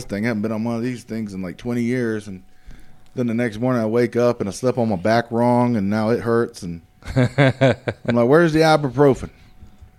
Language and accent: English; South Carolina, United States; I grew up poor in South Carolina in one of the poorest areas of South Carolina